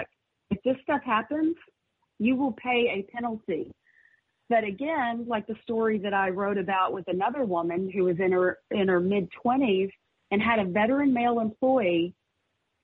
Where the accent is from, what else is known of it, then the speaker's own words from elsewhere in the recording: Fayetteville, Arkansas, United States; It was in my hometown.